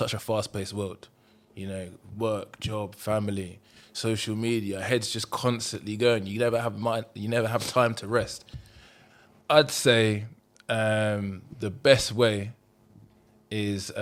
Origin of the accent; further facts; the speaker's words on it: Luton, East of England, United Kingdom; I grew up in Luton. Bit of a rough area